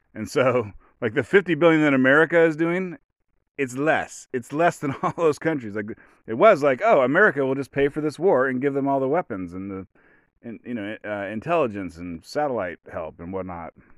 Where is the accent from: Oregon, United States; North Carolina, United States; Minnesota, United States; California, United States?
Oregon, United States; I'm from Oregon